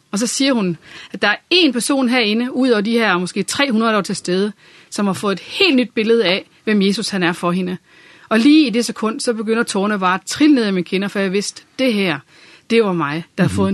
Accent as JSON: {"language": "Danish", "town": "Randers", "region": "Central Denmark Region", "country": "Denmark", "tie": "born there", "also_born_or_lived": "Viborg", "said": "så øh, nærmere betegnet Randers, og har øh, boet en del år i Viborg og været i tjeneste der. Så det er det midtjyske, sådan."}